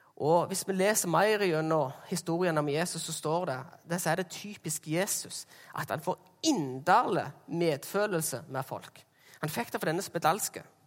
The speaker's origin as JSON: {"language": "Norwegian", "area": "Jæren", "region": "Rogaland", "country": "Norway", "said": "jeg er fra Jæren"}